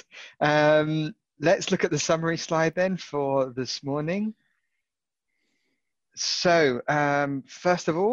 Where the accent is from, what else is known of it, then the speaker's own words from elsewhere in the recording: United Kingdom; being a Brit